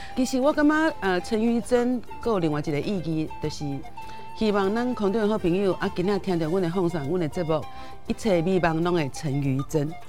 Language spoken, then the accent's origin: Chinese; Taipei, Taiwan; 我是台北人嘛， 我是迪化街那， 那， 那边， 我妈妈是迪，迪化街那边人